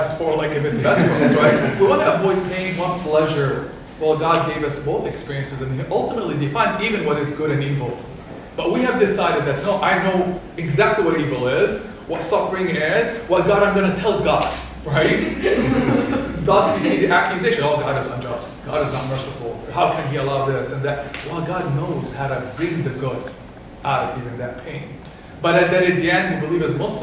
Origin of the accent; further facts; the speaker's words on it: Kuwait; moved away; I'm of Palestinian origin. I grew up in Kuwait